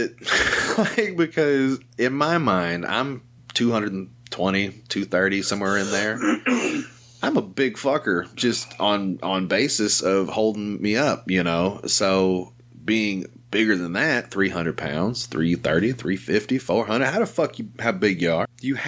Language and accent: English; the South, United States; I'm from the South